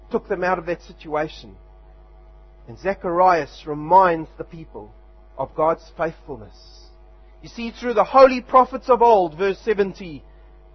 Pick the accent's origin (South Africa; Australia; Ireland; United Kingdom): South Africa; now in Wanganui, New Zealand; back in my home country